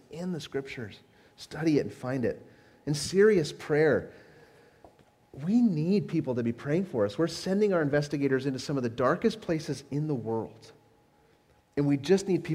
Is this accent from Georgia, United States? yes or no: no; Southern California, United States; I grew up in Southern California